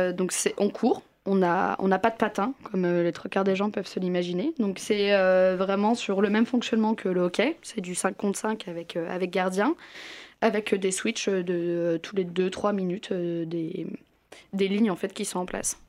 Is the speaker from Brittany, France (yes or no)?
yes; Brittany, France; moved away; je viens de Bretagne